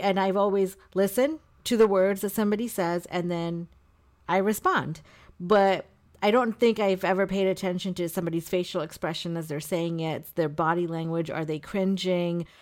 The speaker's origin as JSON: {"language": "English", "country": "India", "tie": "born or raised there", "moved": "yes", "lives_now": "United States", "said": "I was born in India"}